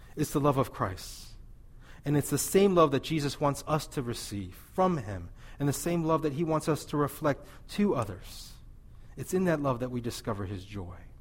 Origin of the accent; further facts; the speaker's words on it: Missouri, United States; I'm from Missouri